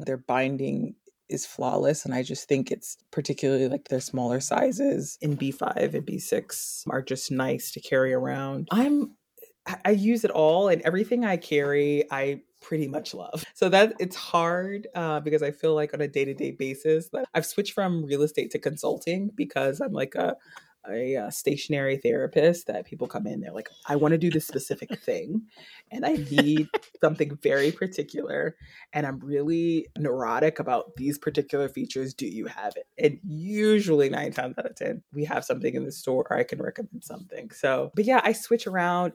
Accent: Washington, District of Columbia, United States; moved away as an adult; also born or lived in Atlanta / New York; now in Baltimore, United States; I'm originally from Washington, D C. I used to live approximately a hundred feet from the now National Stadium

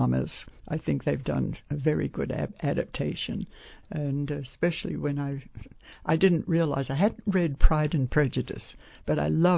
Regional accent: Australia; moved away; I tend as an Australian to have to adapt to either British English or American English

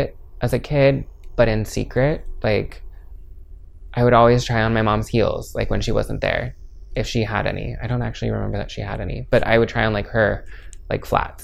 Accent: Maple Valley, Washington, United States; also born or lived in Florida; now in Seattle, United States; I was born in Florida, but my family moved here when I was 2. So I just consider born and raised in Maple Valley

